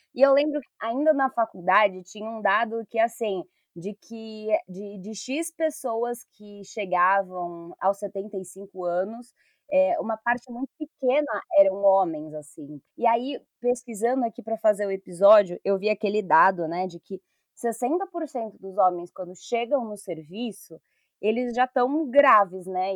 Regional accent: São Paulo, Brazil; Enquanto pessoa aqui de São Paulo

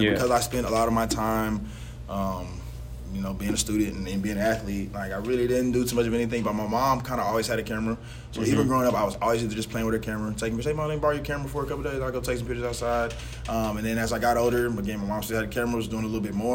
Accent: DeSoto, United States; we're from DeSoto

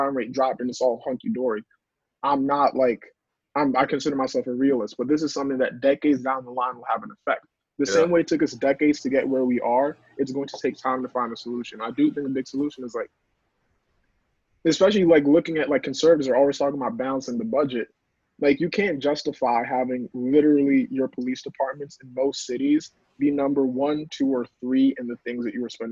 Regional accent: New York City, New York, United States; I'm from New York City. I'm a teacher

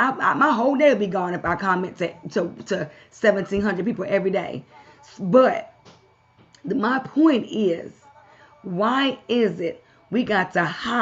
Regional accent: Baltimore, Maryland, United States; also born or lived in Kansas / California; now in Knoxville, United States; I've lived in Kansas. I've lived in California. I'm from Baltimore, Maryland originally.

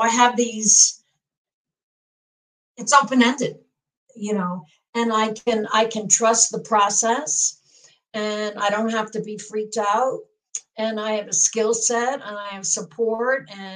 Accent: New York, United States; also born or lived in Portland area; now in Seattle, United States; I grew up in New York

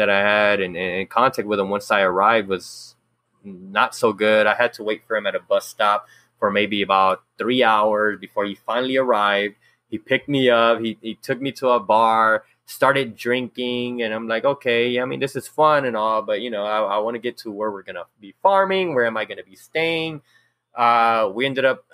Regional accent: Los Angeles, California, United States; I was born and raised in South Central, and just, you know, going to elementary and middle school out here

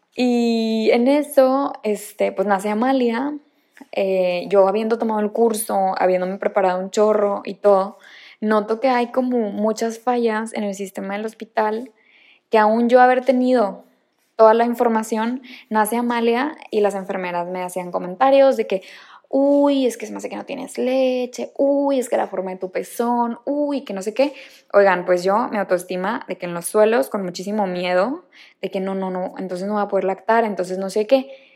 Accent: Monterrey, Nuevo León, Mexico; moved away as an adult; also born or lived in Barcelona; nací en Monterrey, Nuevo León

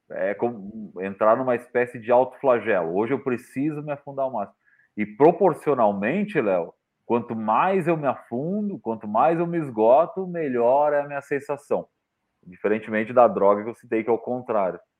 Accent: Santa Catarina, Brazil; eu sou de Santa Catarina

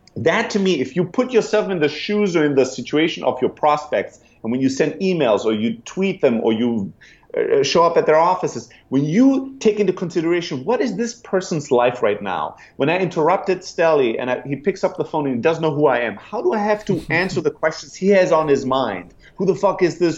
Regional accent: Germany; moved away as an adult; also born or lived in Greece; now in San Francisco, United States; I'm originally from Greece, grew up in Germany, and then 10 years ago, I sold everything I had, I bought a one way ticket, and I came to San Francisco

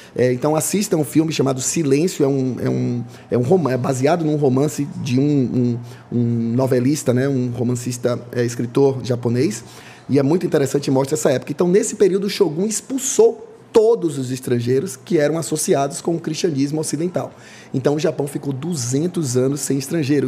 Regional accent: Salvador, Bahia, Brazil; eu sou nascido e criado em Salvador

